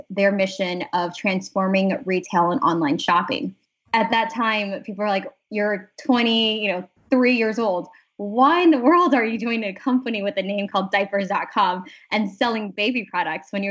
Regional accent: San Diego, California, United States; moved away as an adult; also born or lived in Boston / San Francisco; now in New York City, United States; I grew up in San Diego and went to school in Boston

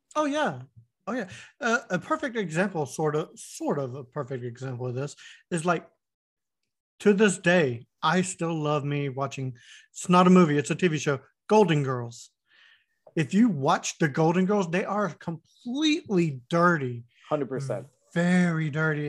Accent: Winter Haven, Florida, United States; I grew up in Florida, and the town I was in, uh, Winter Haven, Florida

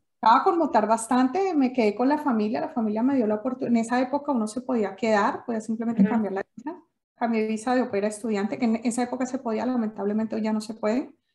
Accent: Colombia; moved away as an adult; also born or lived in Germany / Sweden; now in Denmark; yo salí con 19 años de Colombia

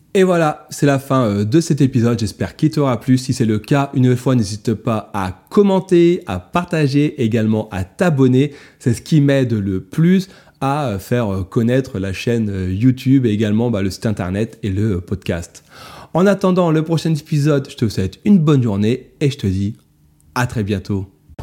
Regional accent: France; chez nous, en France

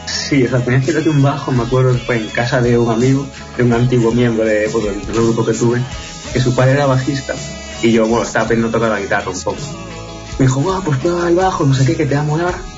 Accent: Spain; siendo españoles

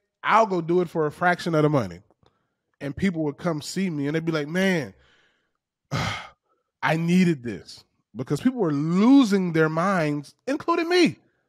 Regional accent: the South, United States; Those are the most relatable people to me because of how I grew up in the South. I grew up basically a black redneck.

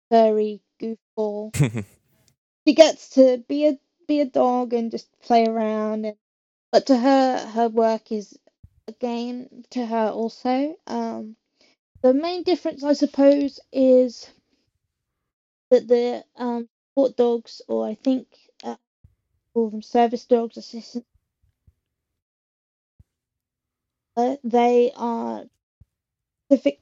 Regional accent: England, United Kingdom; I'm not from Sheffield, but I am from England

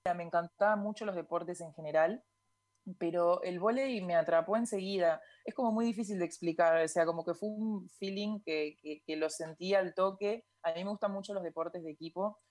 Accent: Tortugas, Santa Fe, Argentina; moved away; Yo arranqué a jugar a los siete años en Tortugas, en un el club de mi pueblo

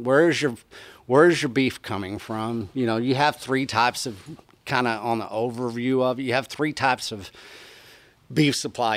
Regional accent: Texas, United States; I come from Texas. I come from beef land

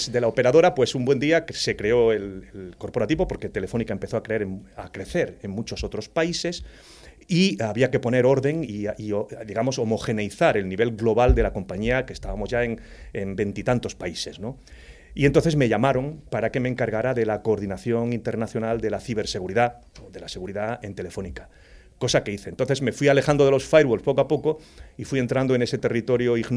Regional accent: Torredonjimeno, Andalusia, Spain; Pues en un pueblecito de la provincia de Jaén donde se cría buen aceite. Por cierto, ha dado muchos cisos a la humanidad esa, esa comarca.

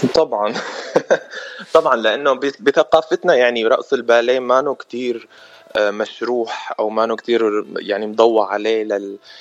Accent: Damascus, Damascus Governorate, Syria; moved away as an adult; also born or lived in Netherlands; now in United States; أنا من سوريا انولدت بسوريا من أب فلسطيني وأم سورية من مخيم اليرموك بالشام

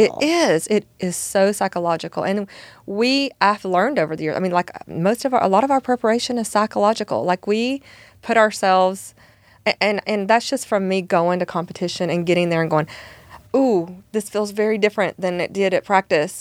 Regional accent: Alabama, United States; now in Texas, United States; I'm originally from Alabama

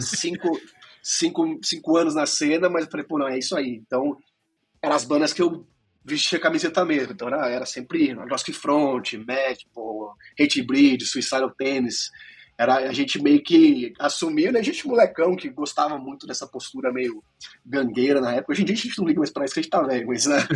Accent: Piracicaba, São Paulo, Brazil; moved away as an adult; now in Orlando, United States; cresci em Piracicaba. Atualmente eu moro em Orlando, na Flórida, né? mas eu morei em Piracicaba por 21 anos e já tô fora 12

